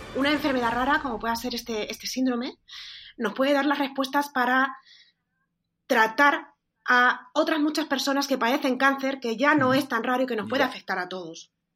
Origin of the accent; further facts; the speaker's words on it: Extremadura, Spain; parezco, gallega en lugar de extremeña